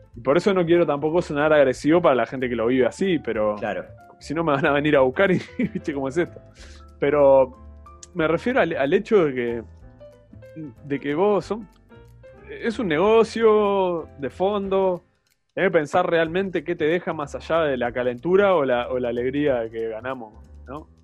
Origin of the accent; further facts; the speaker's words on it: Uruguay; como uruguayo